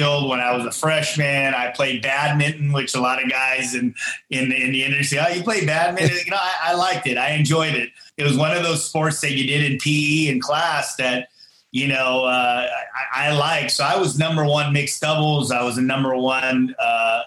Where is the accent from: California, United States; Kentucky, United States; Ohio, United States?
California, United States; Fremont; in my hometown, still in Fremont